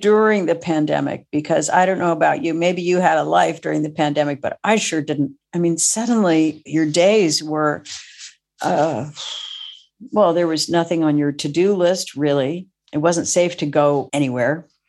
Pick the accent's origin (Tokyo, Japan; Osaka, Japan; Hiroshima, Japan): Tokyo, Japan; And I grew up in Tokyo. So family was a member of the Tokyo American Club, where I would go.